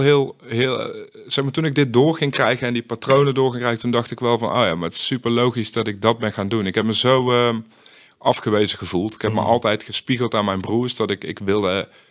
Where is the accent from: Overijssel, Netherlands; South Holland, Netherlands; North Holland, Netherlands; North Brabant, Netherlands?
North Brabant, Netherlands; Uden; ik kom uit best wel een, eh, gewoon een klein eh, dorp. Ik kom uit Uden